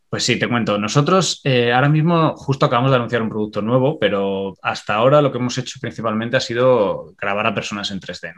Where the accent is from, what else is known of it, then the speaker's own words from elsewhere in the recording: Extremadura, Spain; moved away as an adult; now in Ireland; yo soy extremeño